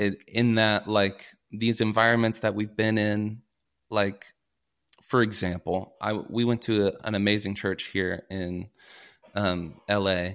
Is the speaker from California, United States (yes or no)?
no; Paducah, Kentucky, United States; also born or lived in Minnesota; now in Los Angeles, United States; I'm from Kentucky, grew up in Paducah, Kentucky, small little town